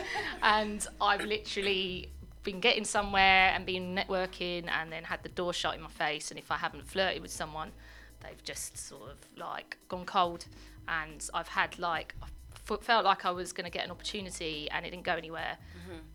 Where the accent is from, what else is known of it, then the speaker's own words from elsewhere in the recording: London, United Kingdom; growing up in South London